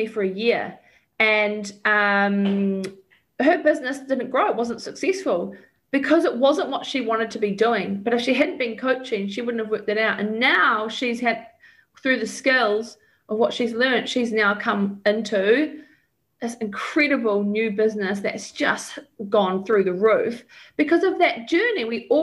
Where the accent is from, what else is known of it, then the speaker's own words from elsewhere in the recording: New Zealand; also born or lived in Australia; when I was selling mortgages as a New Zealander in Australia